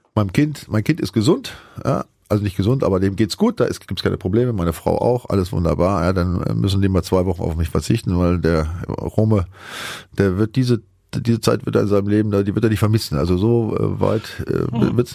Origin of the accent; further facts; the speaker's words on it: Bremen, Germany; ich komme ja zum einen aus der Ecke, habe da gespielt bei dem Verein